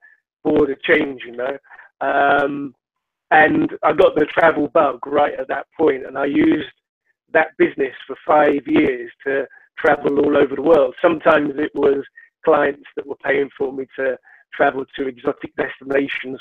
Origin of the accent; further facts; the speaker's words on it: London, United Kingdom; now in Edinburgh, United Kingdom; I was born in London